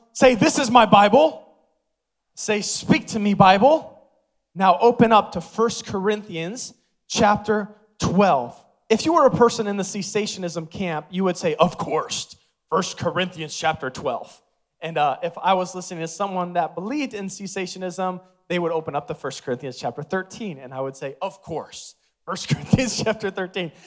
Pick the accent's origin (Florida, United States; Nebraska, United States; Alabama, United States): Nebraska, United States; Omaha; born and raised in Omaha